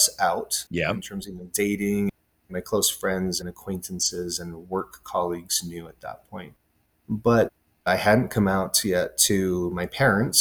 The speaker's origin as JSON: {"language": "English", "town": "Honolulu", "region": "Hawaii", "country": "United States", "tie": "born or raised there", "moved": "yes", "lives_now": "Salt Lake City, United States", "said": "I was actually born and raised in Honolulu, Hawaii."}